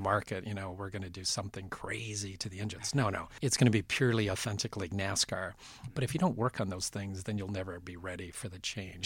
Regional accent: Vancouver, British Columbia, Canada; moved away; I grew up in Western Canada in Vancouver

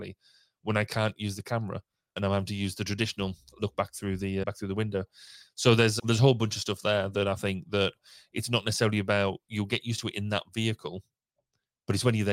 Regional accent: United Kingdom; we're typically British

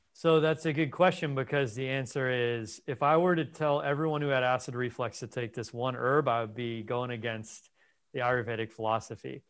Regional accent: Los Angeles, California, United States; I was raised in Los Angeles

